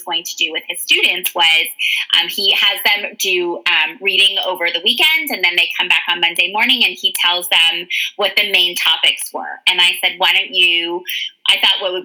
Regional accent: Canada; moved away as an adult; now in United States; I am the closest immigrant to my children because I was born in Canada, obviously, and came to the States when I was in my 20s.

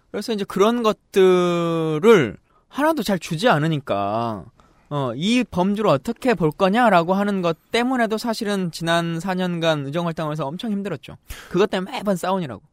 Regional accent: Yeosu, South Jeolla, South Korea; also born or lived in Suncheon; 태생은 여수에서 태어났는데요.

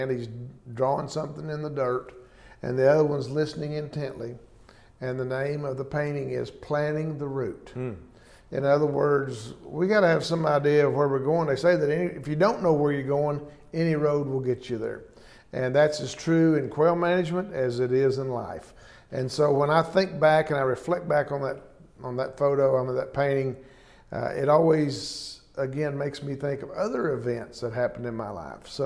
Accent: Hollis, Oklahoma, United States; I'm from Hollis, Oklahoma, a little old small town.

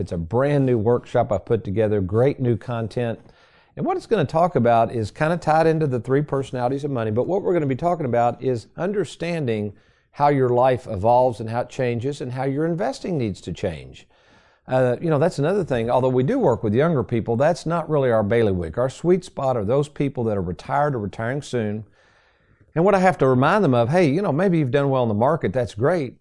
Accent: Lexington, United States; I had a basement growing up in Lexington. My mom still lives in that same house

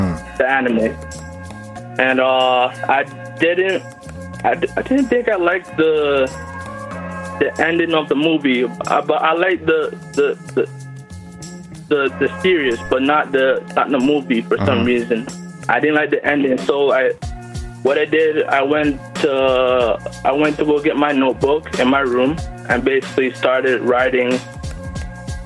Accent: Toronto, Ontario, Canada; I'm from Toronto, Canada

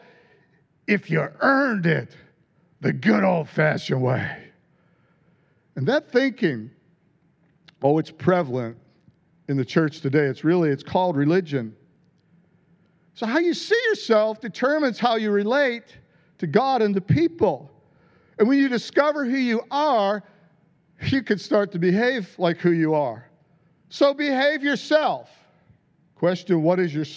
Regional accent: United States; I grew up in America. You could probably tell by my lack of a royal accent

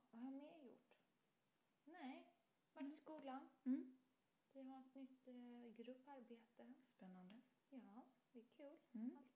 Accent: Haverdal, Halland County, Sweden; där jag är från, Haverdal, ja. eh, som är, ligger lite utanför Halmstad

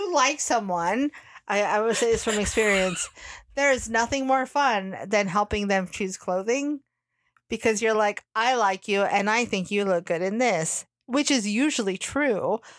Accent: California, United States; And I know those because we grew up near Berkeley an atom smasher.

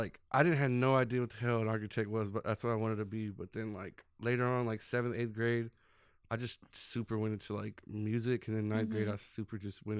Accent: Dallas, Texas, United States; I grew up in Oak Cliff, like Keystone Polk, pretty much. I lived there my whole life.

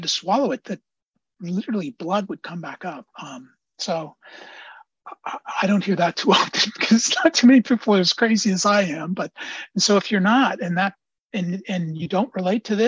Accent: Antioch, California, United States; now in Oakland, United States; I live in Oakland. I come from Antioch.

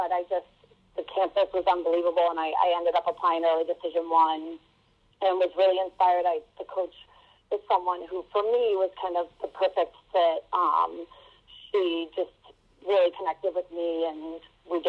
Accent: Upper Brookville, New York, United States; I grew up actually in Long Island, New York, in a town called Upper Brookville

